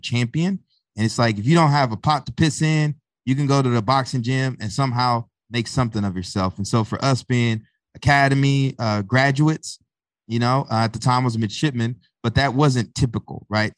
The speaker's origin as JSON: {"language": "English", "town": "Tyler", "region": "Texas", "country": "United States", "tie": "born or raised there", "also_born_or_lived": "Bryan-College Station, Texas", "moved": "as an adult", "lives_now": "Newark, United States", "said": "I live in Newark, New Jersey. I'm not from Newark. I was born and raised in Tyler, Texas"}